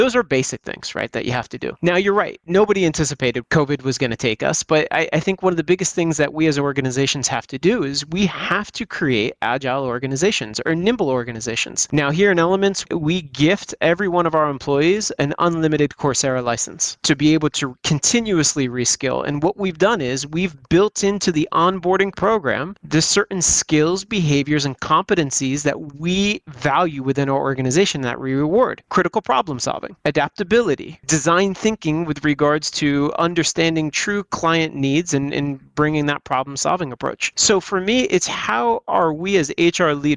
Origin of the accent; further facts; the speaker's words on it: United States; growing up in the United States